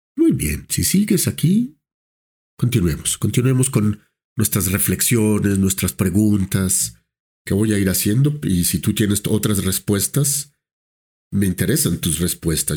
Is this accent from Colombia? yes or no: yes; Colombia; como colombianos, lo cual nos compromete también como profesionales de salud mental colombianos